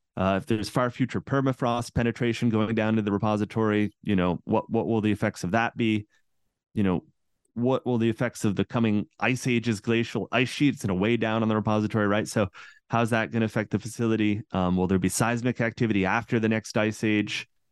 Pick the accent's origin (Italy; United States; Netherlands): United States; central Massachusetts; I grew up in Massachusetts, right, in central Massachusetts